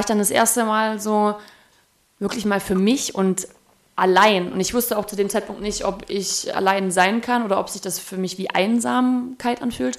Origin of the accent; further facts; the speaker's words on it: Erfurt, Thuringia, Germany; moved away; also born or lived in Nuremberg; Erfurt ist ja meine Heimatstadt, da bin ich geboren